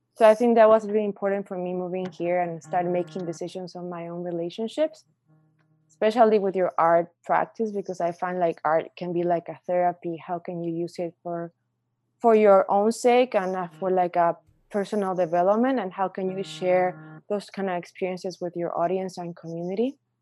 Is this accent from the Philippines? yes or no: no; Mexico; moved away as an adult; also born or lived in Calgary, Canada; now in Windsor, Canada; I'm from Mexico. I've been in Canada almost four years now.